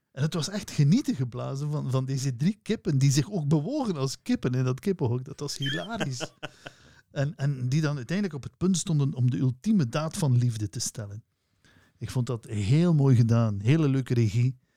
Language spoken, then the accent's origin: Dutch; Flanders, Belgium; we zijn wel Vlamingen